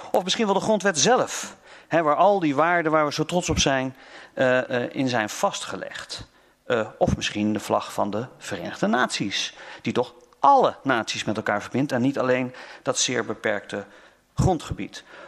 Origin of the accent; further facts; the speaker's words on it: North Brabant, Netherlands; ik ben een Brabander